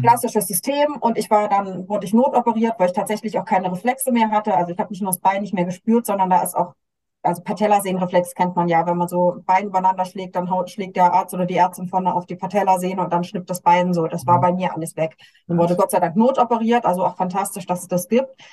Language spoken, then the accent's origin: German; Germany; bei uns in Deutschland